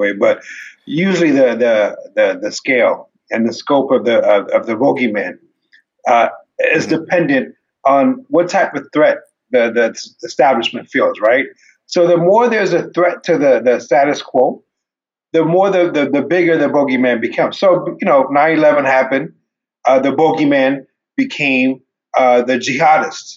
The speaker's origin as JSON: {"language": "English", "country": "Ethiopia", "moved": "yes", "said": "I come from Ethiopia. I was born in 1974."}